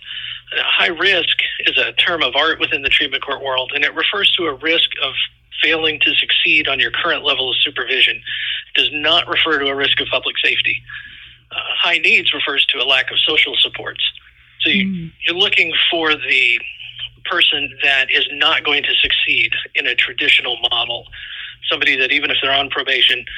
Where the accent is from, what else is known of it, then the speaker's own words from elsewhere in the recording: Indiana, United States; also born or lived in Florida / Louisville, Kentucky; now in Iowa, United States; I was originally from Indiana